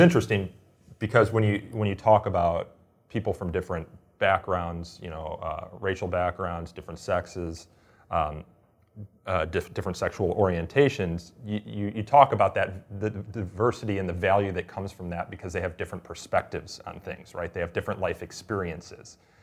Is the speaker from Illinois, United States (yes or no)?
yes; Illinois, United States; the University of Illinois, my home state.